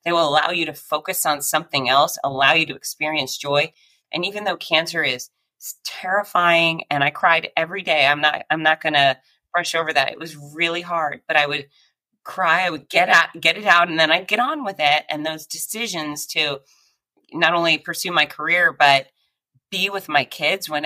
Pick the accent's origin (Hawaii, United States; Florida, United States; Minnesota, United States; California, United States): Florida, United States; Gainesville; my hometown of Gainesville, Florida